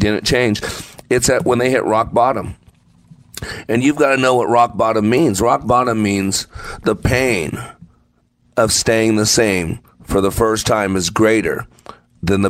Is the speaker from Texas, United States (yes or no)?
yes; Texas, United States; I'm from Texas